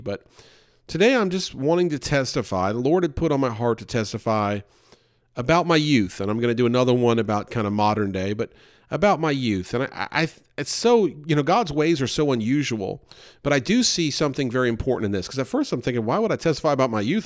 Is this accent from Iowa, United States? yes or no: no; New York, United States; also born or lived in Louisville, Kentucky; I was in New York